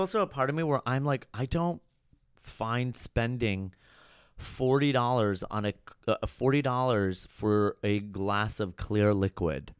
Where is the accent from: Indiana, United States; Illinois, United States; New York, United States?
Illinois, United States; Chicago; I grew up in Chicago, and then I went to Columbia College there